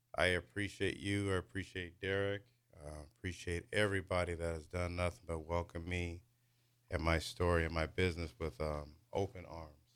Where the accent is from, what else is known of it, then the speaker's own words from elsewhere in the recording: Lincoln, Nebraska, United States; also born or lived in Wichita, Kansas / Topeka, Kansas; I did grow up here in Lincoln. I'm originally born in Wichita, lived in Topeka for a while.